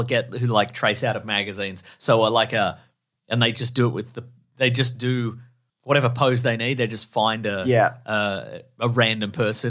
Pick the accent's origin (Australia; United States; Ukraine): Australia; We're Aussie boys.